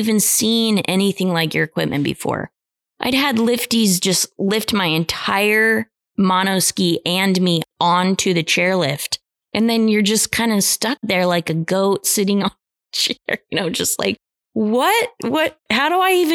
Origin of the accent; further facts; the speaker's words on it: Idaho, United States; growing up in Idaho